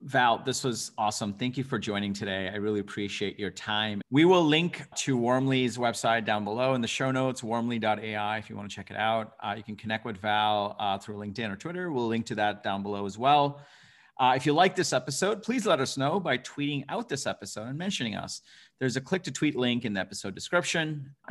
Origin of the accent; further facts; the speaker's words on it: Bangladesh; born there; I was born in Bangladesh and I come from an immigrant family.